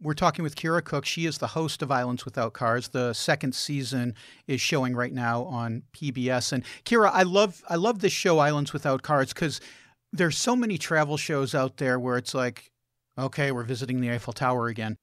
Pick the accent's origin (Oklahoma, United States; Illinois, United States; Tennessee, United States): Illinois, United States; Chicago; I grew up in Chicago